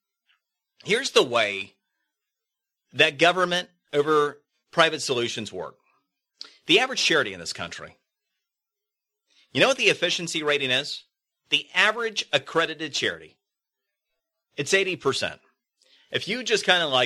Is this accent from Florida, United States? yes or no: yes; Florida, United States; In Florida, one of the debates that's been going on, my home state